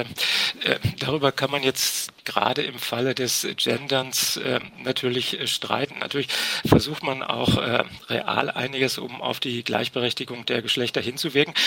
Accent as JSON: {"language": "German", "area": "Ruhr area", "region": "North Rhine-Westphalia", "country": "Germany", "tie": "born or raised there", "said": "in meiner Heimat im Ruhrgebiet"}